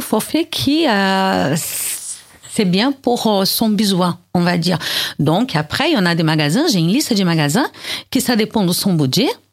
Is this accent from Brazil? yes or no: yes; Brazil; accent: Brazilian; now in France; Je suis née au Brésil